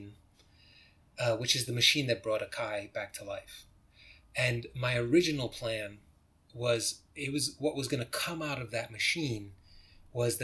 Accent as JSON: {"language": "English", "country": "United States", "said": "I'm an American"}